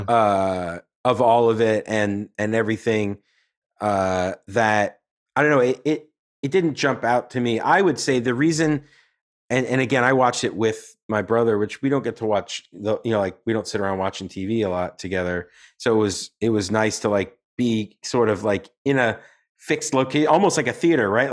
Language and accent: English; New York, United States; as a New Yorker